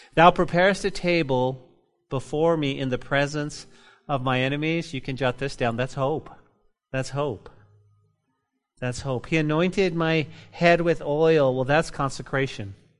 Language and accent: English; New Mexico, United States; moved away; my home state